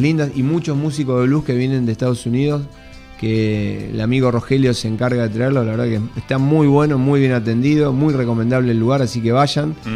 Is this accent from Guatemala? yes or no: no; Palomar, Buenos Aires Province, Argentina; also born or lived in Munro; en Palomar, porque yo soy de Palomar